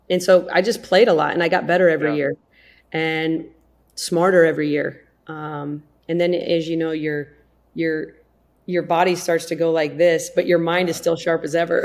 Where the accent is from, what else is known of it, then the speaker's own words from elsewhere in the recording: South Dakota, United States; I grew up in South Dakota.